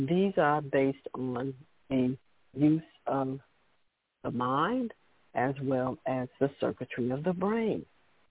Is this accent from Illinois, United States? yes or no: yes; Chicago, Illinois, United States; I grew up there in Chicago